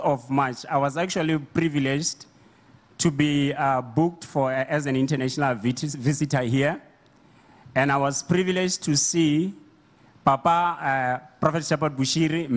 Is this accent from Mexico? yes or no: no; Botswana; I'm from Botswana